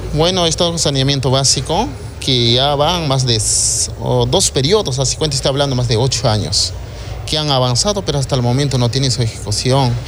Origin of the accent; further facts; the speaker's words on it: San Miguel de Chaccrampa, Apurímac, Peru; Yo vengo de un distrito tan humilde, pobre, extrema pobreza, mayoría de la población. Te hablando, yo soy alcalde de San Miguel de Chajrampa